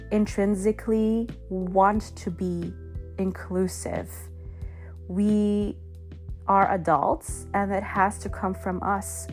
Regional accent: Germany; now in United States; I'm from Germany

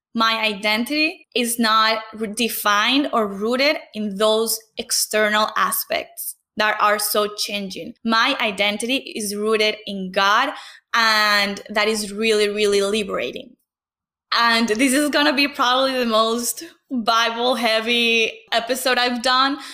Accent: Venezuela; English is a second language; moved away as an adult; I had to leave Venezuela in 2015 because of the political crisis.

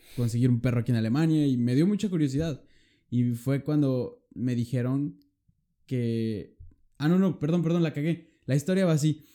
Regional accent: Mexico; now in Lübeck, Germany

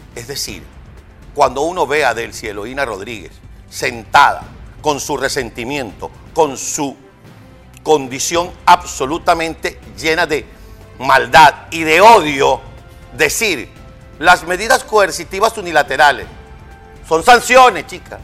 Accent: Venezuela; como venezolano

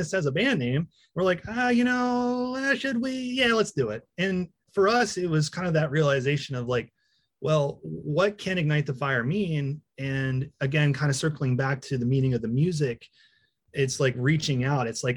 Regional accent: Taneytown, Maryland, United States; we're from Tawnytown, a little town nobody knows

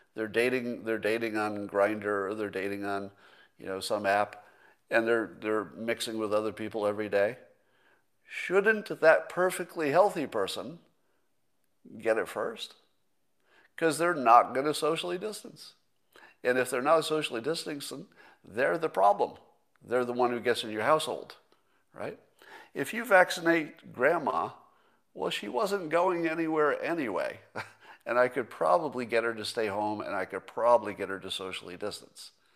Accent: California, United States; a Californian

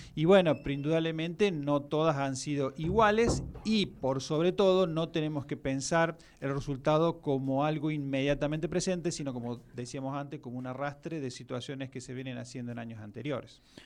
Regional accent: Argentina; Argentina, no por algo eh, somos

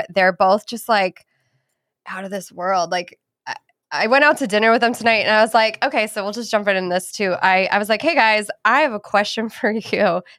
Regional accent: Boston, Massachusetts, United States; moved away; And I'm from Boston originally.

